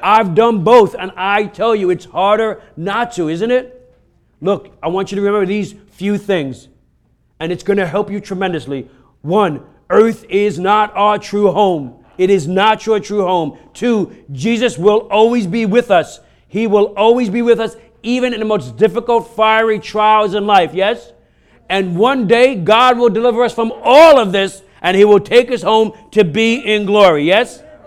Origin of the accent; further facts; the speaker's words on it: New York, United States; I'm from New York